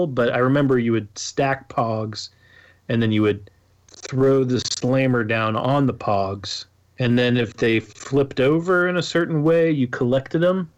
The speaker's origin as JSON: {"language": "English", "country": "United States", "said": "I'm an American"}